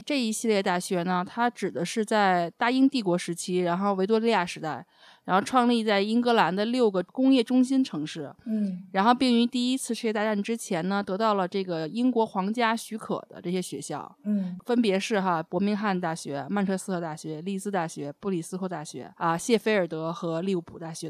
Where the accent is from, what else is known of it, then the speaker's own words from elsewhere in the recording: China; 我们中国人